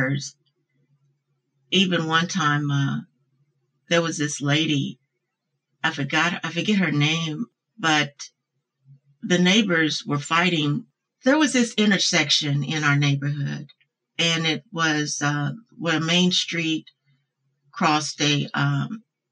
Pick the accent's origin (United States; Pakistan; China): United States; Louisville, Kentucky; I'm from Louisville, Kentucky. I grew up there in the disenfranchised part of Louisville called West Louisville.